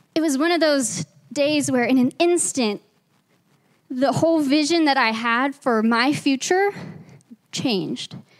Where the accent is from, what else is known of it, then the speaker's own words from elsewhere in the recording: Arkansas, United States; moved away as an adult; now in Grand Junction, United States; we are not originally from Grand Junction, we're transplants from Arkansas